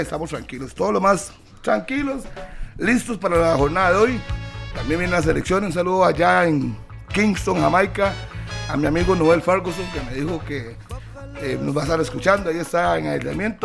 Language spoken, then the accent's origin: Spanish; Costa Rica; yo soy tico